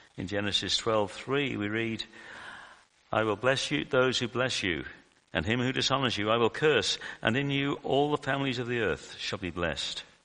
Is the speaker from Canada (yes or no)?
no; United Kingdom; moved away as an adult; now in Australia; from my accent that I'm from the UK